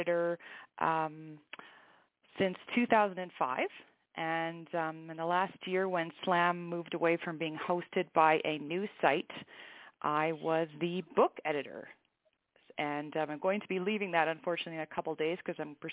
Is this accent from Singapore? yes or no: no; Canada; moved away as an adult; now in New Mexico, United States; I'm actually Canadian, I just currently live in the U.S. due to a military posting.